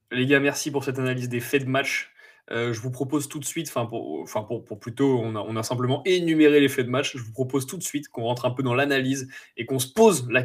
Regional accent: France; Et vu qu'on est français, euh, nous le mental c'est compliqué.

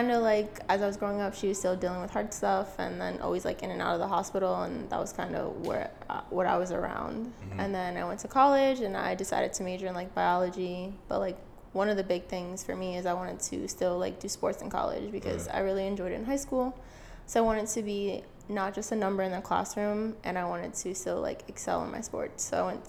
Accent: Pennsylvania, United States; I'm from Pennsylvania

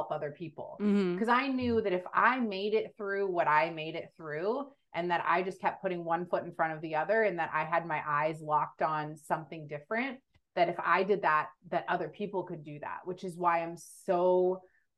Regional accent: Texas, United States; Was born and raised in Texas.

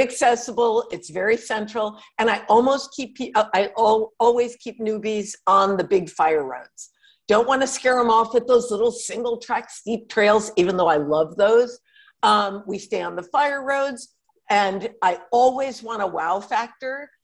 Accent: Connecticut, United States; also born or lived in Manhattan, New York; now in Los Angeles, United States; I grew up in Connecticut, which was in a kind of semi rural, and we lived on a lake.

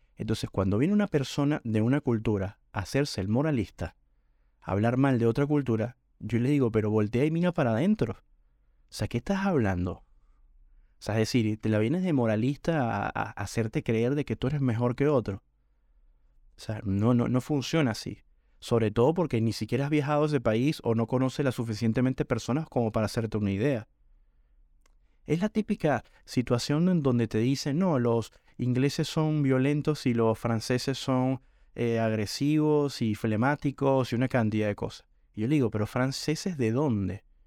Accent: Caracas, Capital District, Venezuela; moved away as an adult; now in Argentina; Yo nací en Caracas

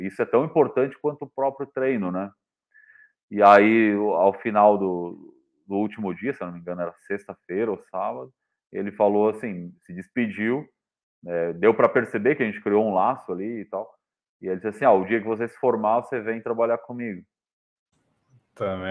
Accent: São Lourenço do Sul, Rio Grande do Sul, Brazil; now in Santa Catarina, Brazil; da minha cidade natal, que chamava, chama São Lourenço do Sul

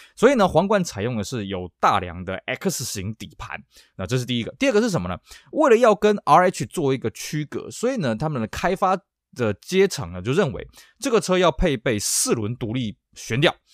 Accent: Taiwan; 在我们台湾这边称之为韩战啊

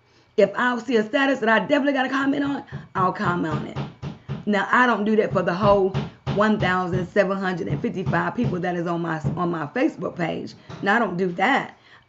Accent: Baltimore, Maryland, United States; also born or lived in Kansas / California; now in Knoxville, United States; I've lived in Kansas. I've lived in California. I'm from Baltimore, Maryland originally.

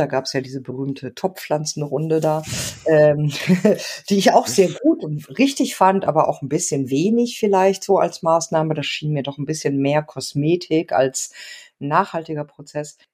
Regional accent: Mülheim an der Ruhr, North Rhine-Westphalia, Germany; also born or lived in Argentina; now in Munich, Germany; in Mülheim an der Ruhr, wo ich aufgewachsen bin

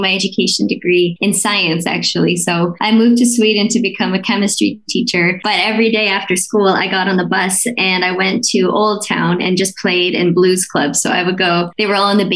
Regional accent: 10 minutes outside of Detroit, Ontario, Canada; moved away as an adult; also born or lived in Finland; now in New York, United States; I was born and raised like 10 minutes outside of Detroit

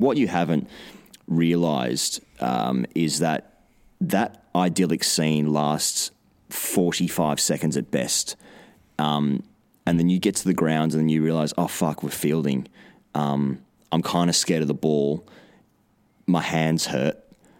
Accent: Goulburn, New South Wales, Australia; Growing up in Goulburn in southern New South Wales in the early to mid-2000s, I spent my summers playing junior cricket on Saturday mornings

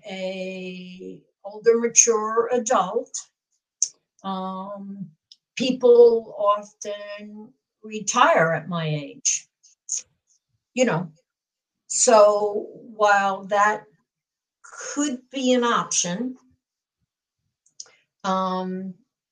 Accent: New York, United States; also born or lived in Portland area; now in Seattle, United States; I grew up in New York

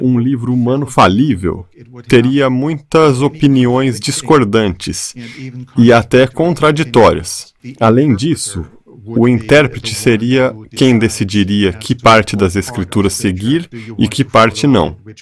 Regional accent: Germany; also born or lived in Austria; now in United States; nasci e fui criado na Alemanha

